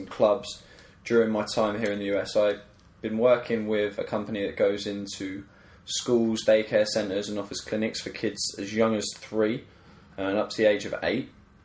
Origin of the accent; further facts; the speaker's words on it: small town just north of the M25, East of England, United Kingdom; moved away as an adult; now in Washington, D.C., United States; Yeah, I'm from England. I'm from a small town just north of the M25. And I grew up there